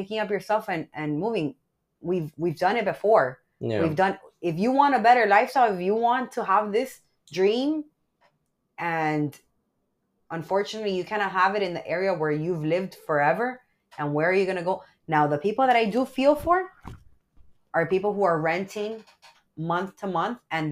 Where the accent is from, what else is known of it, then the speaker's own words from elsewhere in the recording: Miami, Florida, United States; also born or lived in Miramar, Florida; I originally grew up in Little Havana. Okay, so I grew up literally in Little Havana